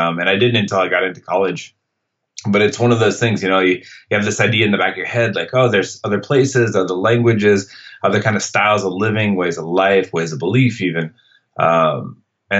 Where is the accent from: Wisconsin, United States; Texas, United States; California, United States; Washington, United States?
Washington, United States; Seattle; I grew up in Seattle